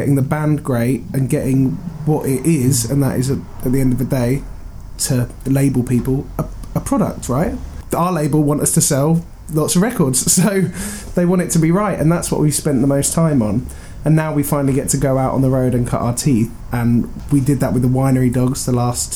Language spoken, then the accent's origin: English; Reading, South East England, United Kingdom; I'm from Reading, which isn't too far from where we are right now in Southampton